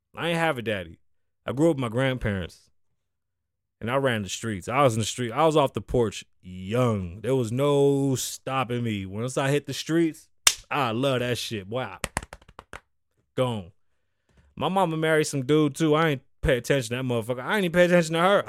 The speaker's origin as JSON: {"language": "English", "town": "New York City", "region": "New York", "country": "United States", "tie": "born or raised there", "moved": "as an adult", "lives_now": "Las Vegas, United States", "said": "I'm from the Bronx. I'm a Puerto Rican kid"}